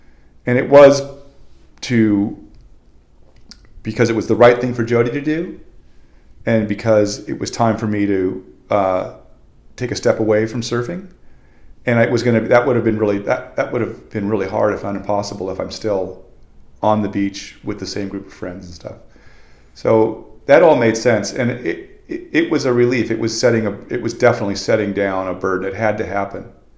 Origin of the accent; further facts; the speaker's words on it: Venice, California, United States; I've been surfing for 40 years, and I grew up in Venice.